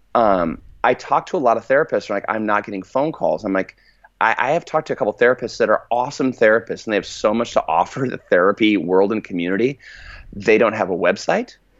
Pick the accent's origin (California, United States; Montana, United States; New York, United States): California, United States; I'm from California, but, like, we're, my, my family's actually from Arkansas